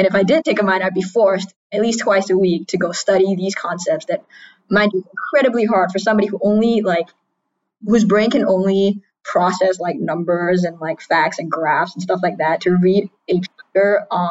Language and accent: English; Singapore; moved away as an adult; also born or lived in United States; I am a queer trans Singaporean, born and raised in Singapore.